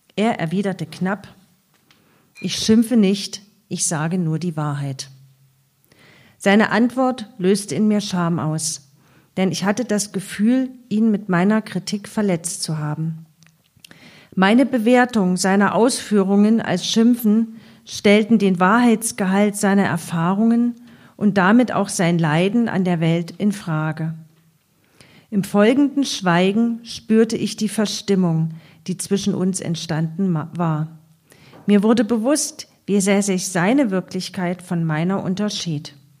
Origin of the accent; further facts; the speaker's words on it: Eisenach, Thuringia, Germany; also born or lived in Leipzig; Ich bin ja selbst in Ostdeutschland aufgewachsen, sozialisiert, also in Eisenach, Leipzig studiert